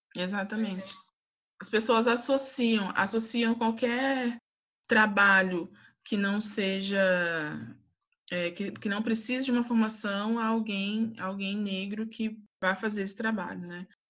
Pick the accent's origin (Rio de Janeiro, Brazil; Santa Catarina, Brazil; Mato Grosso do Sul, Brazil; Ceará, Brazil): Rio de Janeiro, Brazil; Volta Redonda; now in São José dos Campos, Brazil; nasci em Volta Redonda, vim para São José dos Campos